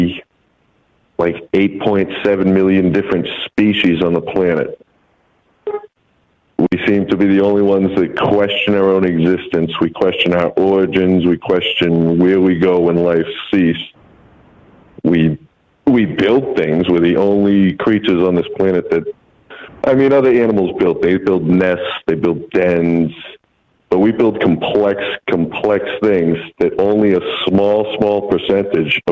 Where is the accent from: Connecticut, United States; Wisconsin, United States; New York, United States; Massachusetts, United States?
Massachusetts, United States; I'm calling from out in Massachusetts